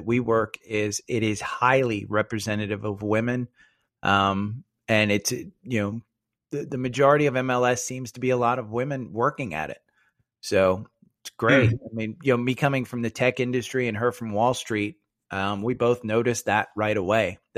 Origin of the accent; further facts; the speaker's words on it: New Jersey, United States; I'm from Jersey